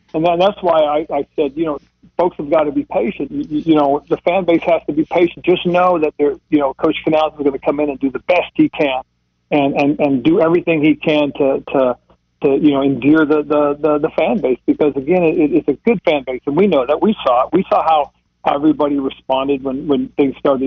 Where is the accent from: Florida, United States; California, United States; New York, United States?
California, United States; Monterey; moved away; also born or lived in Charlotte, North Carolina; Monterey, California, my hometown area